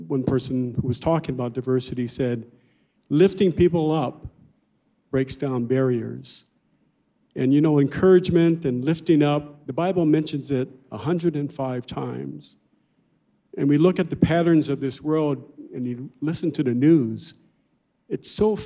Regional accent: Los Angeles, California, United States; we moved to a much poorer neighborhood, and we grew up near South Central

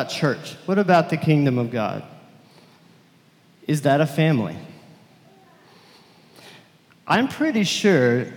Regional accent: Lubbock, Texas, United States; I was from Lubbock, Texas, and very different from this area

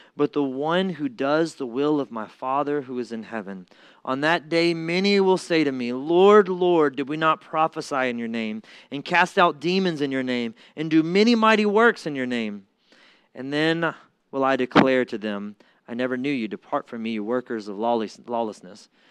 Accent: Mississippi, United States; I'm from Mississippi.

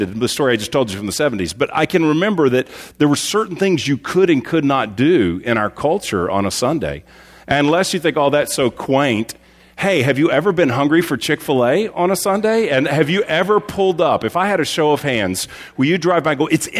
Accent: Texas, United States; growing up in Texas

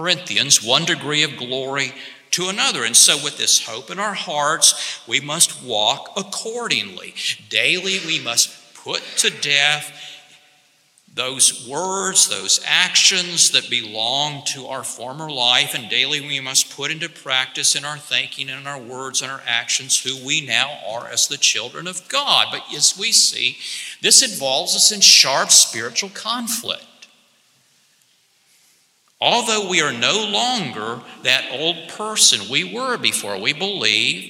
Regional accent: Alabama, United States; moved away as an adult; also born or lived in Laramie, Wyoming; I was raised in Alabama

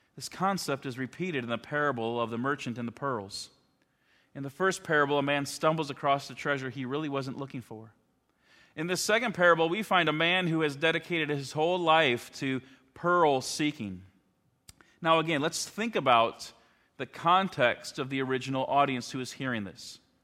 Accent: Chicago, Illinois, United States; moved away as an adult; also born or lived in Alaska; I grew up outside of Chicago

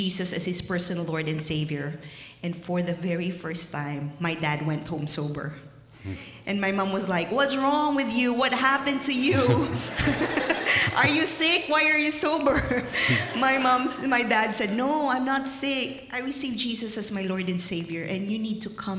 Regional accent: Philippines; moved away; growing up in the Philippines, it's really, really hard.

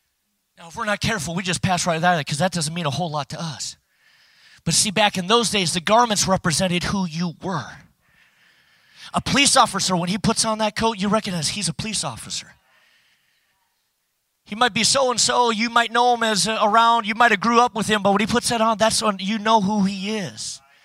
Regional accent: Minnesota, United States; You know, we're Norwegians from Minnesota. Don't you know? We don't need that extra warmth.

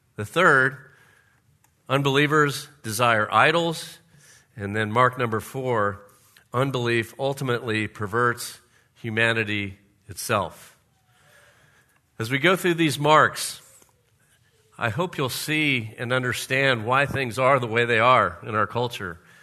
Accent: Florida, United States; we used to have a pool in our backyard when I grew up in Florida

